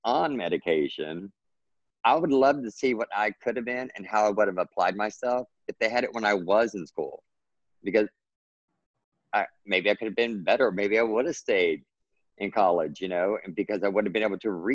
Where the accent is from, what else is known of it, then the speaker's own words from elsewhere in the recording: Texas, United States; I grew up in Texas. So I always tell everybody, well, Texas is my native language and then English is my second language because we speak totally different in Texas